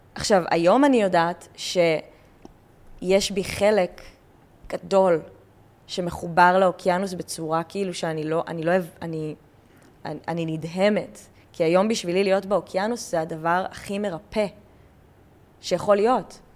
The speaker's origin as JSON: {"language": "Hebrew", "country": "Israel", "said": "אני ישראלית, הייתי בצבא"}